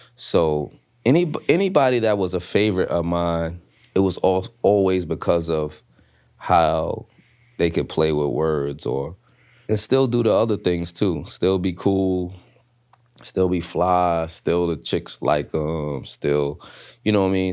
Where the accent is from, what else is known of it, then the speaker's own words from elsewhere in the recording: New York City, New York, United States; I'm coming from Brooklyn, the hood